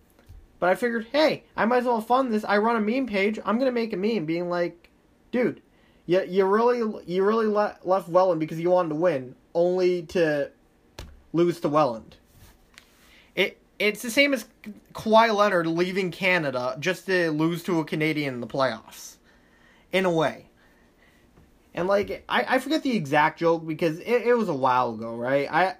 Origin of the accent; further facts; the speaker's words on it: Thailand; English is a second language; I'm from Thailand. I know this stuff.